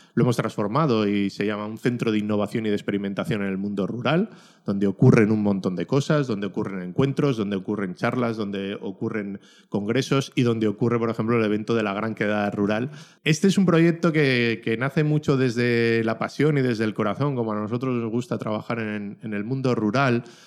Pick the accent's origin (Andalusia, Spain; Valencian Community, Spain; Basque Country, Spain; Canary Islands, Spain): Basque Country, Spain; Ollávarre; mi pueblo, de Ollavarre.